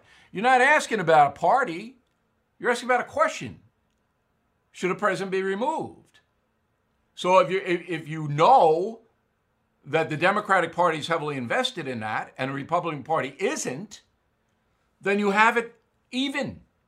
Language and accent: English; United States; now in Long Island, United States